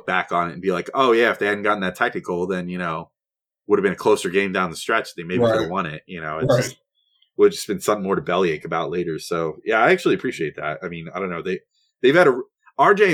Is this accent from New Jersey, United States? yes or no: yes; New Jersey, United States; I'm from New Jersey